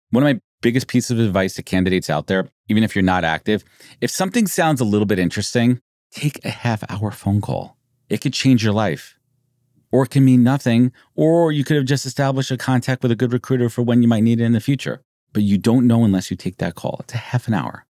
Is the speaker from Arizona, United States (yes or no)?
no; New York, United States; Born and raised in New York